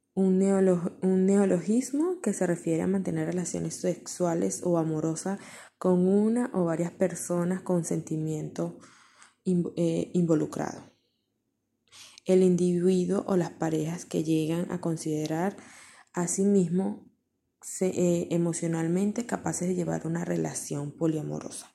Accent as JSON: {"language": "Spanish", "country": "Venezuela", "said": "mi país, Venezuela"}